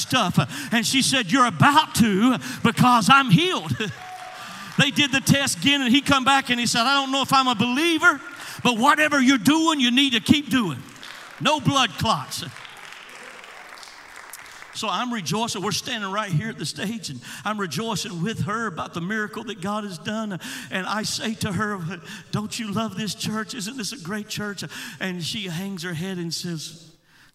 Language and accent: English; Georgia, United States; I was preaching in my home state of Georgia